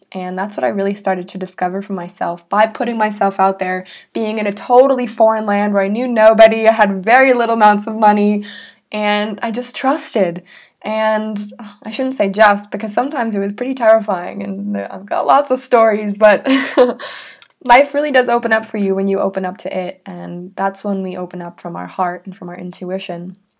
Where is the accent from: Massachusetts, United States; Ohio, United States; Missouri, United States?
Massachusetts, United States; Salem; I was born in Salem, Massachusetts, in the United States.